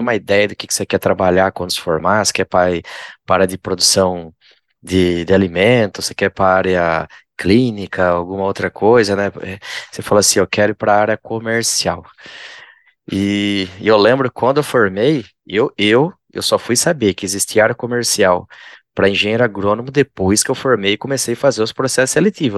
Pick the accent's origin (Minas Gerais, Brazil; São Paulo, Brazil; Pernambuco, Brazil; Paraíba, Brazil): São Paulo, Brazil; interior of; eu sou do interior de São Paulo também